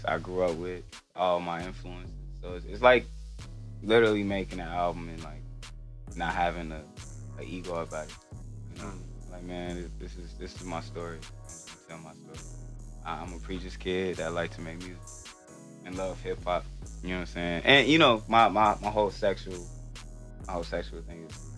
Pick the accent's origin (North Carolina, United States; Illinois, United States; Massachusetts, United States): Illinois, United States; Chicago; me growing up in Chicago